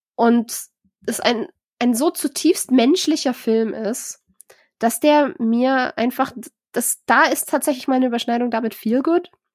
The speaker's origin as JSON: {"language": "German", "country": "Germany", "said": "bei uns in Deutschland"}